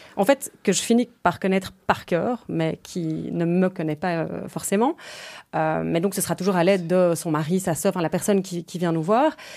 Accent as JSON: {"language": "French", "town": "Brussels", "region": "Brussels-Capital Region", "country": "Belgium", "tie": "born or raised there", "also_born_or_lived": "Ghent", "said": "Je suis née le 19 juillet 1989. J'ai toujours vécu à Bruxelles"}